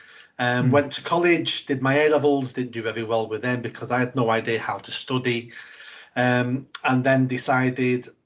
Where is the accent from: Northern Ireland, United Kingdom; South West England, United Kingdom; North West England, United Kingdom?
North West England, United Kingdom; Manchester; Grew up on a South Manchester council estate with a single mum